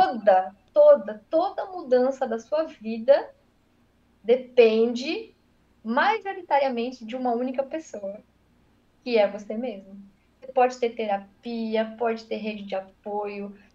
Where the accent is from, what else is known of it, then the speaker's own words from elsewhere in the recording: São Paulo, Brazil; now in Santa Catarina, Brazil; Eu sou paulista de nascimento, mas eu moro em Santa Catarina tem 13 anos